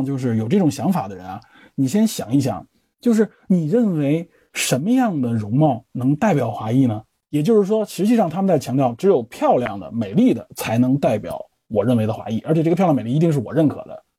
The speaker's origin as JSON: {"language": "Chinese", "country": "China", "said": "我们中国人"}